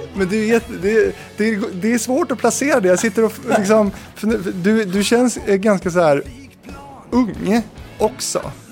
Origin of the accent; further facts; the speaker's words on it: Stenungsund, Västra Götaland, Sweden; Jag är ju från Stenungsund